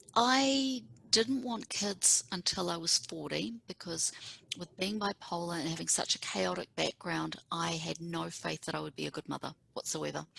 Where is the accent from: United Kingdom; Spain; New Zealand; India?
New Zealand; Auckland; moved away as an adult; now in Seattle, United States; We grew up on the North Shore together